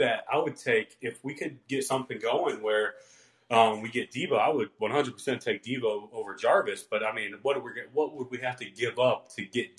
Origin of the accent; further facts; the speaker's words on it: Cleveland, Ohio, United States; I'm from Cleveland, born and raised.